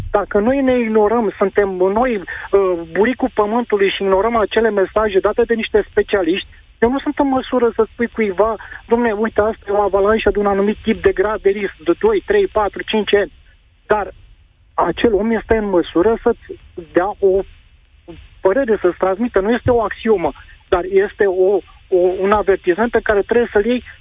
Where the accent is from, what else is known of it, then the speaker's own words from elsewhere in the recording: Pitești, Argeș, Romania; și eu sunt din Pitești și respect zona montană